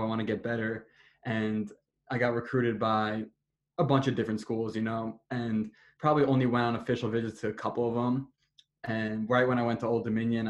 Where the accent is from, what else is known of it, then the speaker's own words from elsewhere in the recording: New Jersey, United States; I'm from Jersey, so we're close to the beach